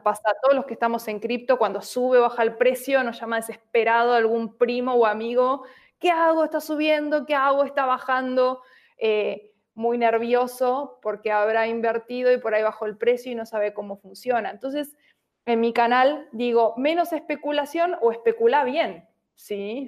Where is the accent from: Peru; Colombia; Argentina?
Argentina; Buenos Aires; soy de Buenos Aires, Argentina.